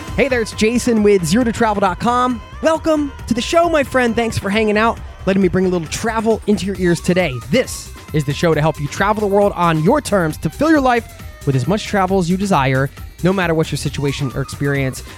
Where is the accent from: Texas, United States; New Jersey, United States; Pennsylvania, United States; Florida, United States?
Pennsylvania, United States; outside of Philadelphia; I grew up in the Northeast outside of Philadelphia